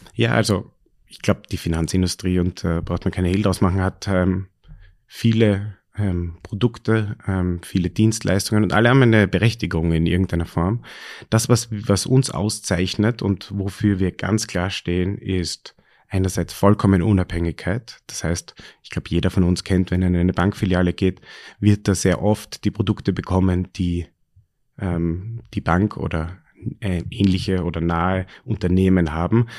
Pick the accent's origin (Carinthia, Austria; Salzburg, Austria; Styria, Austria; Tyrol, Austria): Styria, Austria; now in Vienna, Austria; ich bin ähm, in der Steiermark aufgewachsen